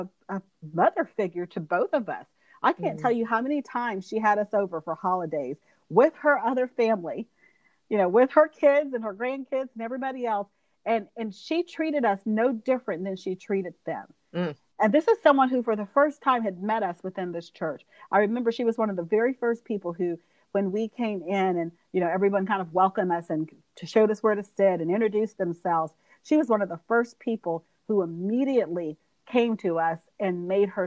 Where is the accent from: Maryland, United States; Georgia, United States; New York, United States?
Georgia, United States; moved away as an adult; now in Alabama, United States; my husband and I grew up in Georgia. So like I said, we've been in the South forever